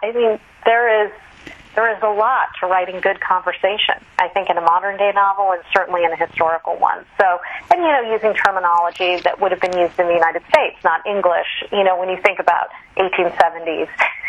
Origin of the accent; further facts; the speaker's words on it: Kolkata, West Bengal, India; born there; I was born there, actually, but my parents had been living here in the U.S. in San Francisco.